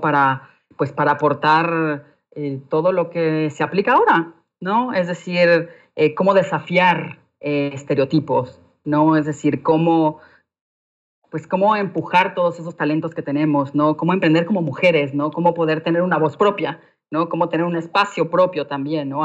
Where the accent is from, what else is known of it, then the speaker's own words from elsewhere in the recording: Mexico; moved away as an adult; also born or lived in London; como mujer mexicana